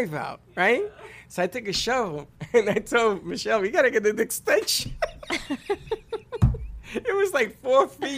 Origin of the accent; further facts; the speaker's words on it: New York City, New York, United States; also born or lived in Boca Raton, Florida; I'm Puerto Rican, and I'm from the Bronx.